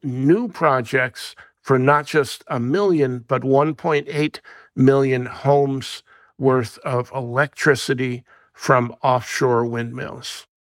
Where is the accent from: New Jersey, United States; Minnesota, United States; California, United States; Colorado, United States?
New Jersey, United States; My home state of New Jersey